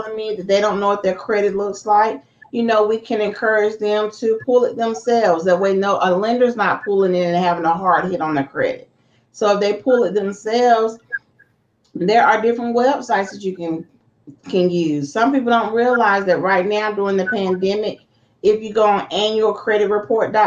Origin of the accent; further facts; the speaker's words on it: Lexington, North Carolina, United States; now in Greensboro, United States; So I'm originally from Lexington, North Carolina, the barbecue capital, but I've been here long enough